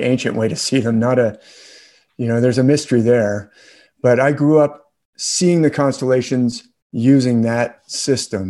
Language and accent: English; San Mateo, California, United States; I grew up in San Mateo, California, which is in the Bay Area